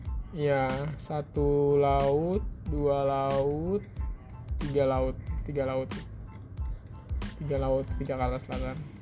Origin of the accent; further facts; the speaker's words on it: Jakarta, Indonesia; gue orang Jakarta